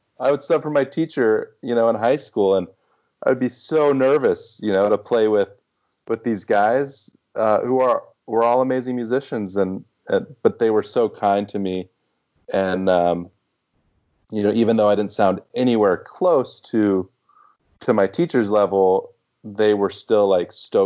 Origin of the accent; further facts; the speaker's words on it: Houston, Texas, United States; moved away as an adult; also born or lived in Boston; now in New York, United States; it was my hometown. That's where I grew up